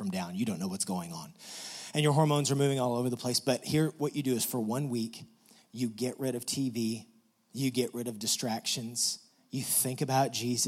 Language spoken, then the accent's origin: English; West Texas, United States; we're from West Texas, and you have to drive a really long way to get out of West Texas